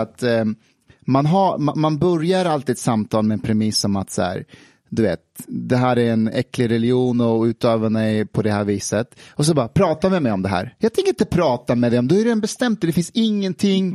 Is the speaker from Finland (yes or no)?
no; Afghanistan; moved away; när jag växte upp i Afghanistan